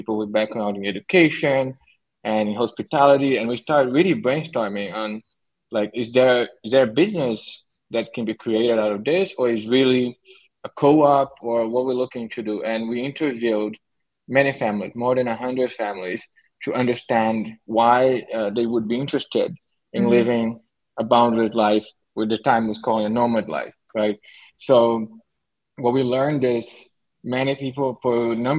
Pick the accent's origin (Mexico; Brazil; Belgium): Brazil; moved away as an adult; now in Syros, Greece; I was born in Brazil